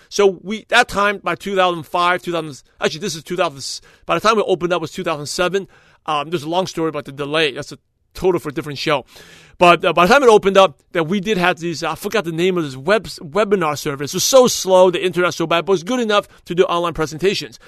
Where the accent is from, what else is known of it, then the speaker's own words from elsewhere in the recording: New York, United States; moved away as an adult; now in California, United States; since I born and raised in New York, I live in Brooklyn, New York, I came out to California, in two thousand two